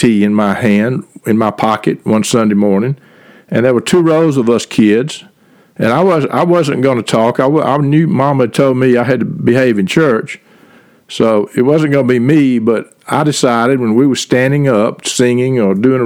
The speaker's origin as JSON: {"language": "English", "town": "Reynolds", "region": "Georgia", "country": "United States", "tie": "born or raised there", "said": "I grew up in the Methodist Church in Reynolds, Georgia"}